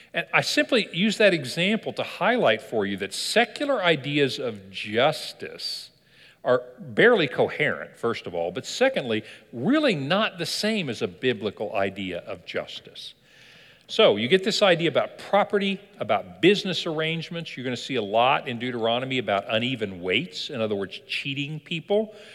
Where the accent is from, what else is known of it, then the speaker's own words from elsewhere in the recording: Kentucky, United States; I was born in Kentucky